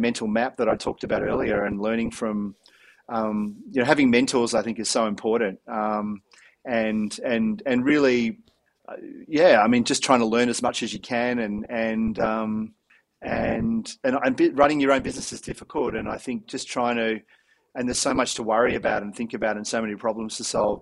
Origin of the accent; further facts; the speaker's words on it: Melbourne, Victoria, Australia; growing up in Melbourne in the 80s